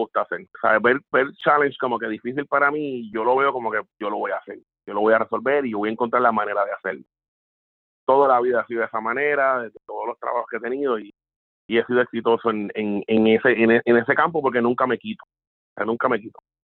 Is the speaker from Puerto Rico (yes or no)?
yes; Puerto Rico; moved away as an adult; now in South Florida, United States; regresar a la isla